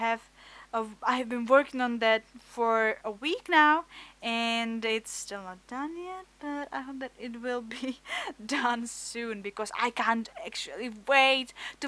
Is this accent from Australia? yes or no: no; Czechia; English is a second language; I'm from Czech Republic. My English is not really good, but I hope that you will accept my a bit of weird accent